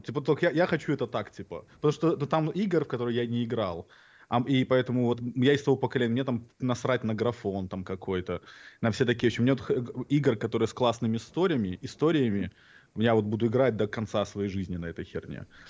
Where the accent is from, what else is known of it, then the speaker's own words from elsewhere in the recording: Belarus; moved away; детство, отрочество в Беларуси